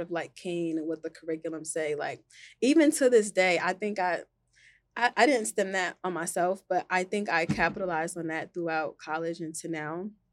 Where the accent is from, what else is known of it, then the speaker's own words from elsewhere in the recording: New Brunswick, New Jersey, United States; I grew up in New Brunswick.